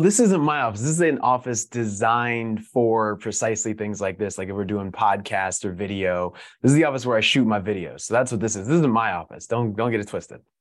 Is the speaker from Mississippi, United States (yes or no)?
no; Denver, Colorado, United States; moved away; growing up kinda in the middle of the country, I'm originally from Denver